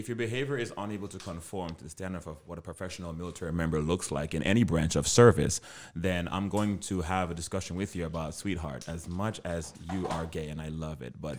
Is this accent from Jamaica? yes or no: yes; Jamaica; now, yes, I am, in lack of better words, I'm black. But I'm also Jamaican.